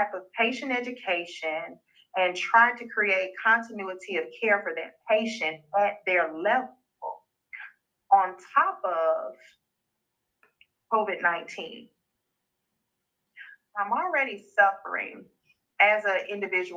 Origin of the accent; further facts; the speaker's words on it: Uniontown, Alabama, United States; also born or lived in Tuscaloosa, Alabama / Selma, Alabama; growing up in these areas, grew up in Perry County and in Selma